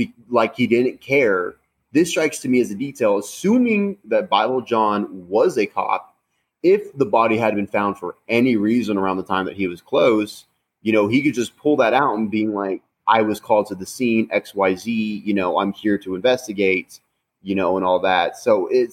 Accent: United States; being an American

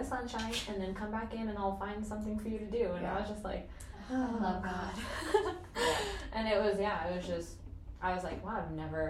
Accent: United States; also born or lived in Africa; being an American and a part of that hustle culture

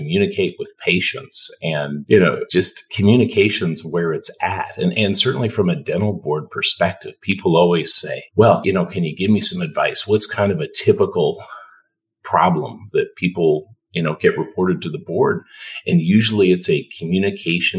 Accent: a couple hours north of Toronto, Ontario, Canada; moved away as an adult; also born or lived in Detroit, United States / Cleveland, United States; now in Texas, United States; I initially grew up in Canada, a couple hours north of Toronto

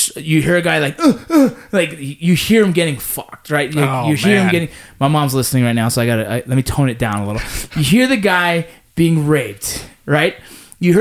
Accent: Los Angeles, California, United States; where I grew up

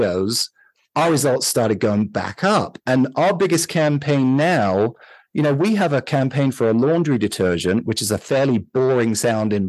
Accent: London, United Kingdom; moved away as an adult; now in Utah, United States; I grew up in London

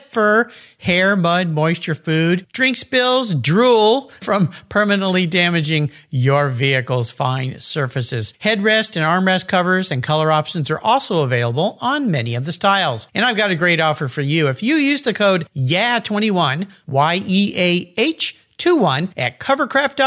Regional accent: La Jolla, California, United States; moved away; I'm back in my hometown, La Jolla, California

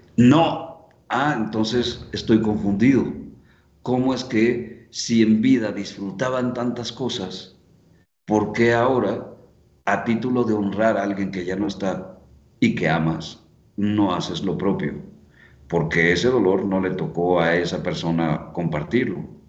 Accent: Mexico; Saludos desde México

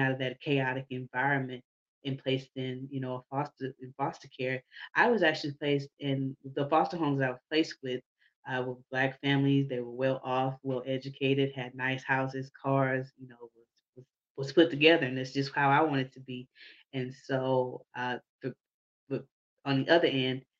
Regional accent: Houston, Texas, United States; I'm from Houston. And I had a pretty good childhood coming up until the time I was around 11

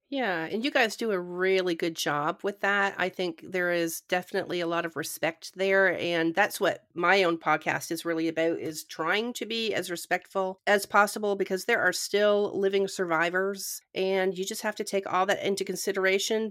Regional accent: Canada; When I was growing up in Canada

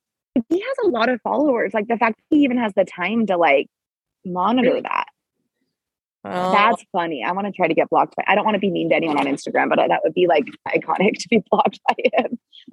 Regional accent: California, United States; also born or lived in Washington / Canada; My mom, I'm from California and Washington and Canada.

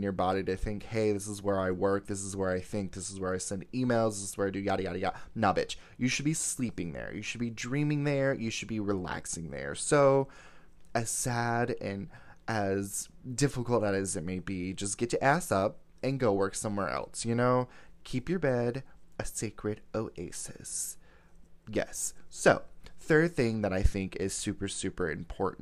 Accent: Fort Lauderdale, Florida, United States; I was born in the Sunshine State of Florida in Fort Lauderdale

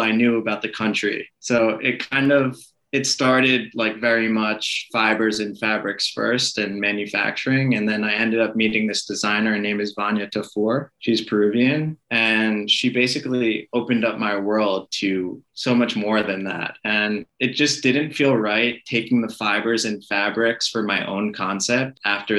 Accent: Israel; moved away; also born or lived in Boca Raton, Florida, United States / Italy; I was born in Boca Raton, Florida. I grew up in Israel in the Middle East

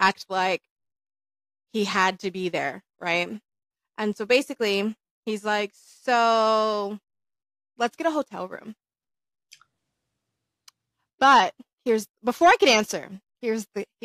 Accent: Minnesota, United States; now in Las Vegas, United States; I tell him I'm from Minnesota

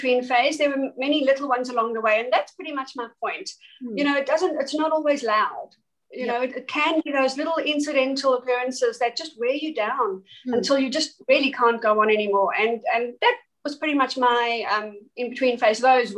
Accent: East London, Eastern Cape, South Africa; moved away as an adult; now in Australia; my small hometown was called East London in South Africa

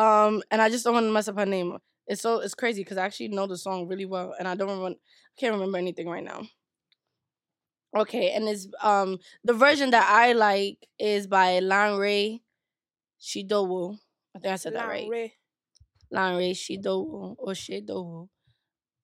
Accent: Nigeria; I did some cultural appropriation, even though I'm Nigerian.

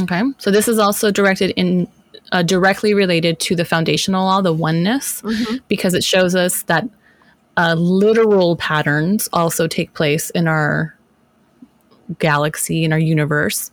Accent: United States

